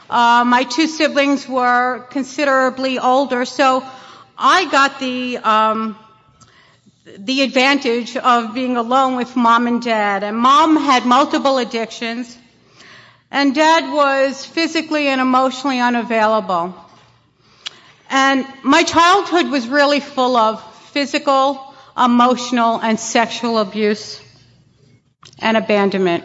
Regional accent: New York City, New York, United States; I grew up in Brooklyn, and it was a row houses, if you will, small homes

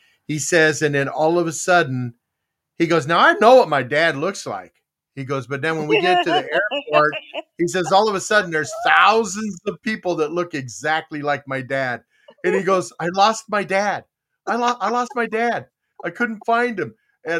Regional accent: Texas, United States; also born or lived in Korea; You know, I'm Korean. I'm born in Korea. I was raised in Texas.

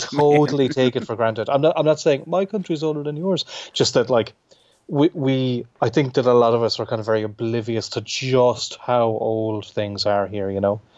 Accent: Clare, Munster, Ireland; also born or lived in Limerick; I'm from Clare, which is fairly near to Limerick

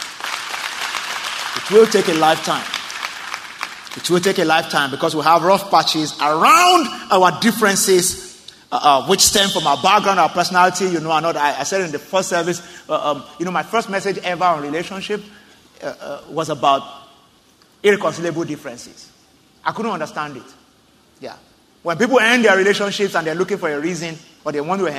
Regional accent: Southwest Nigeria, Nigeria; I'm from Southwest Nigeria, the Yoruba tribe

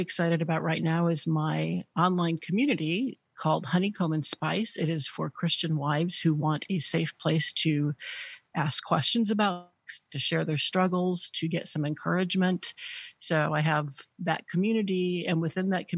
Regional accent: Northwestern Illinois, United States; moved away as an adult; also born or lived in Wisconsin; I actually grew up in Illinois, in Northwestern Illinois

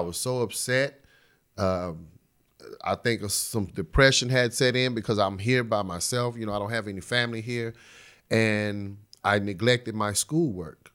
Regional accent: Dallas, Texas, United States; poor neighborhood that I grew up in in West Dallas

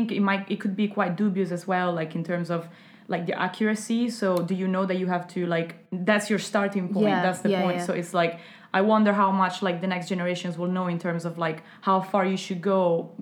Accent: Verona, Veneto, Italy; moved away; also born or lived in Forlì; I'm from Verona. It's very wealthy

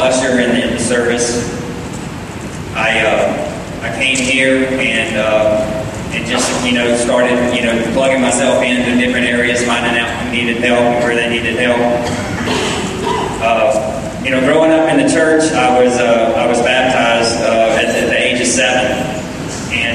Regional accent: Marietta, Georgia, United States; also born or lived in Powder Springs, Georgia; I grew up in Marietta, and my father was very active in the church

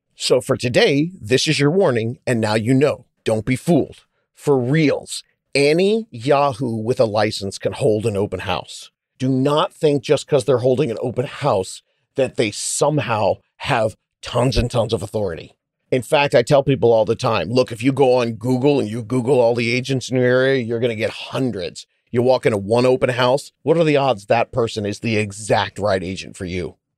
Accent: California, United States; I'm from California.

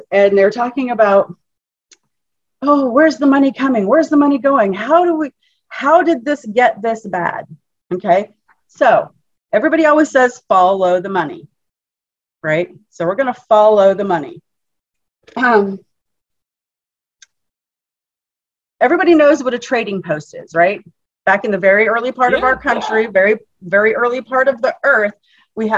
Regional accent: Alaska, United States; now in Florida, United States; I'm from Alaska, born and raised. Oh. Yeah, living in Florida right now

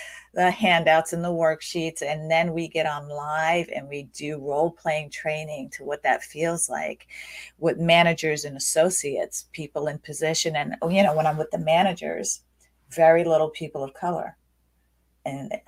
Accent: United States; I grew up in the United States. I'm an American

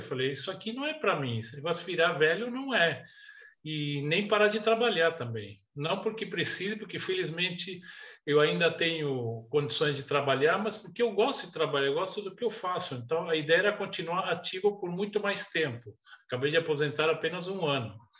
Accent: Chile; moved away as an adult; also born or lived in Brazil / United States; now in Portugal; eu nasci no Chile há 66 anos. Fiquei até os 19 anos no Chile, quando mudei para o Brasil com meus pais

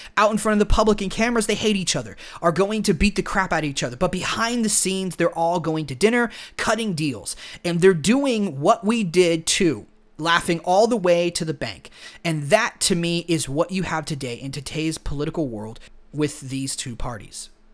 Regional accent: United States; we grew up here in America

